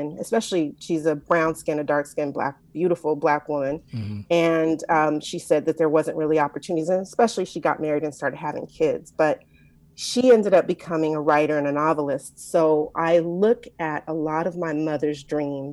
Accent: Compton, California, United States; I'm from Compton, California. I like to say I'm the first daughter of Compton

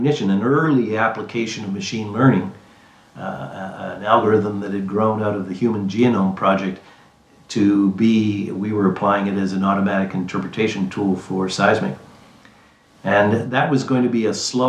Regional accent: east coast of Canada, Atlantic Canada, Canada; moved away as an adult; also born or lived in Calgary; I am Canadian. I grew up on the east coast of Canada in a town that was probably not any smaller or bigger than Liberty, Texas.

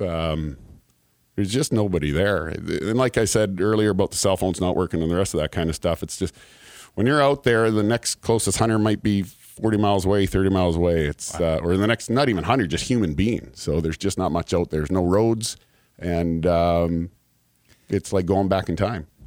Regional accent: Canada; moved away as an adult; now in Kentucky, United States; I'm from Canada

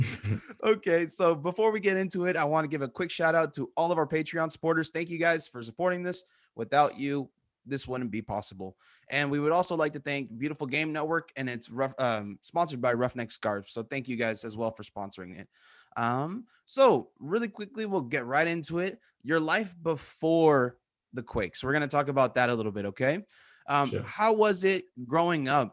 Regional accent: California, United States; now in Japan; I'm not just American, I'm from California

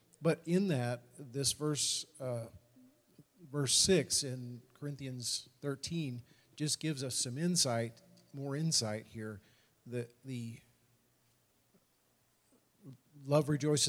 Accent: United States; as a Christian, as an American

